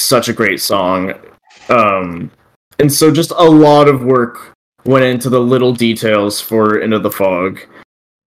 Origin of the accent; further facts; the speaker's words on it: Texas, United States; I grew up in Texas as well